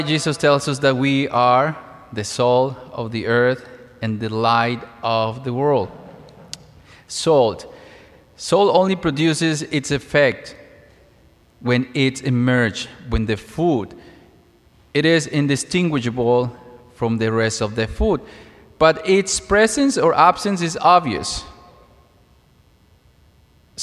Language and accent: English; Mexico; moved away; As a child, I lived in a small town in Mexico. I'm originally from Mexico